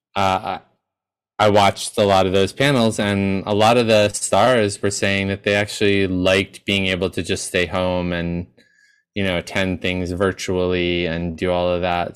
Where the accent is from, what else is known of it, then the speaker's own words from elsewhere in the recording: New York, United States; as a New Yorker